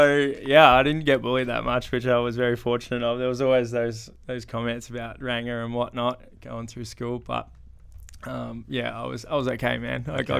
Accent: Horsham, Victoria, Australia; also born or lived in Ballarat; So growing up in Horsham, went to school, St. Michael's. Cruisy primary school, but I did live in Ballarat for up until year three, I think it was. And then I went to Horsham, so grade three or four, I can't quite remember which one it was.

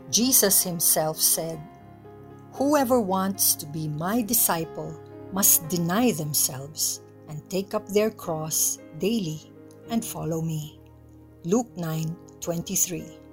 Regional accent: Philippines; As a Filipino, I am beyond proud of them.

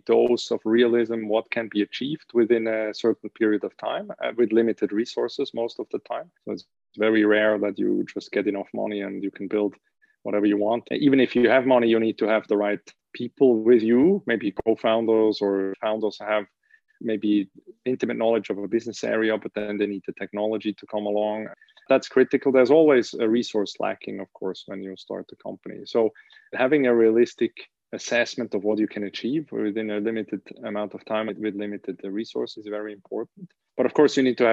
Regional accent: Switzerland; also born or lived in United States; I was born in Switzerland, went to school here in Switzerland and university.

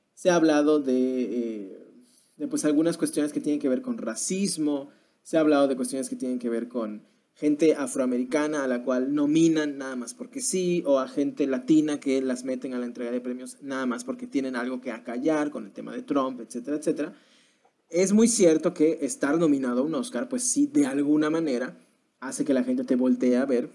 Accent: Mexico; como mexicanos

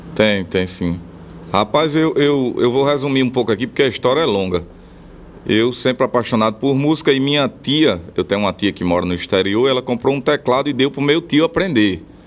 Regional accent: Bom Jesus, Rio Grande do Norte, Brazil; also born or lived in Natal; Eu nasci na capital, porque lá na cidade não tinha maternidade, mas fui criado em Bom Jesus.

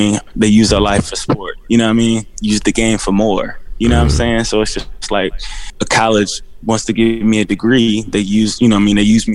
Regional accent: Indianapolis, Indiana, United States; moved away as an adult; also born or lived in Los Angeles; I came from Warren Central High School

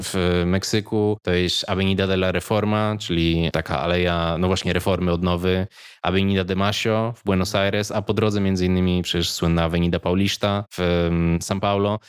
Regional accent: Łódź, Łódź Voivodeship, Poland; moved away as an adult; ja się wychowywałem w chyba tej najgorszej Łodzi

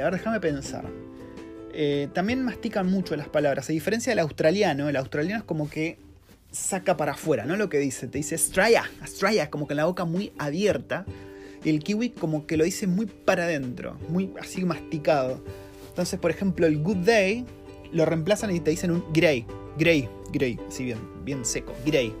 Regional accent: Argentina; moved away as an adult; now in New Zealand; vivir en Nueva Zelanda siendo un argentino

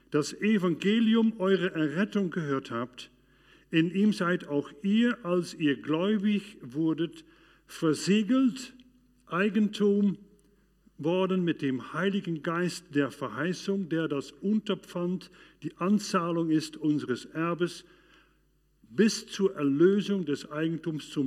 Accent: Arnhem, Gelderland, Netherlands; in dieser Zeit, das verging ungefähr zwei Jahre in meiner Heimat Arnheim in den Niederlanden, aber auch weiter draußen

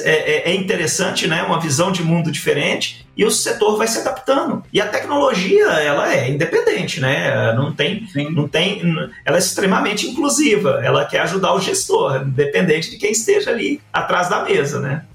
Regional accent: Uberlândia, Minas Gerais, Brazil; sou aqui de, do Triângulo Mineiro, sou de Uberlândia

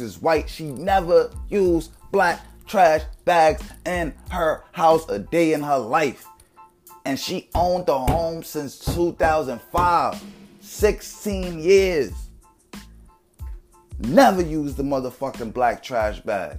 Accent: New York City, New York, United States; I'm from the hole, I'm from the Bronx

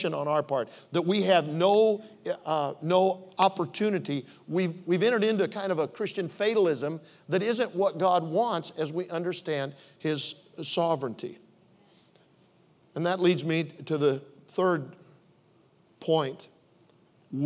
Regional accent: Omaha, Nebraska, United States; moved away as an adult; also born or lived in Oklahoma City; I was raised in Omaha, went to University of Nebraska at Omaha.

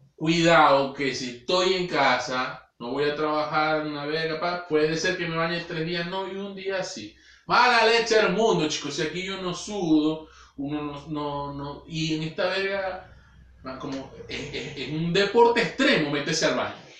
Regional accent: Maracaibo, Zulia, Venezuela; moved away; hablando de mi tierra

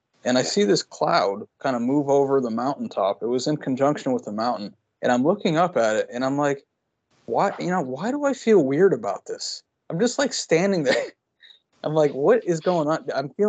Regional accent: Connecticut, United States; moved away; also born or lived in Pacific Northwest; I'm from Connecticut, you know, Connecticut, when it rains, it's like it's like soup for hours after it rains.

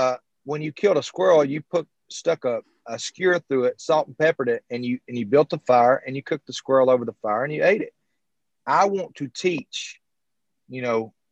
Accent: Alabama, United States; I'm being from Alabama

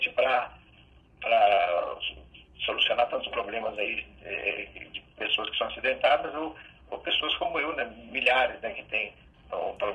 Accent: Belo Horizonte, Minas Gerais, Brazil; Sou de Belo Horizonte.

